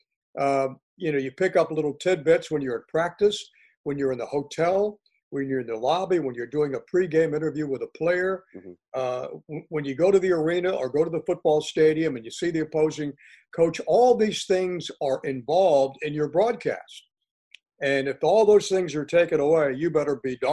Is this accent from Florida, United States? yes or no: yes; Miami, Florida, United States; moved away; my home state